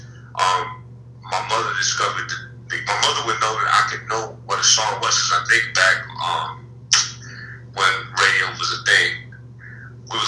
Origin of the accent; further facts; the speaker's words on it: Charlotte, North Carolina, United States; I grew up in Charlotte, been my entire life.